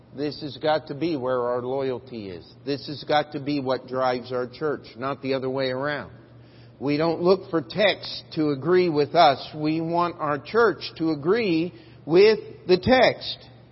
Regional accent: Maryland, United States; the church I grew up in in Maryland

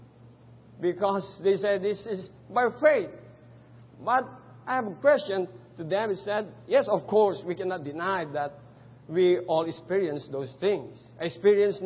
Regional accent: Philippines; English is a second language; moved away as an adult; now in Cambodia; they thought I'm not a Filipino until I spoke our own dialect

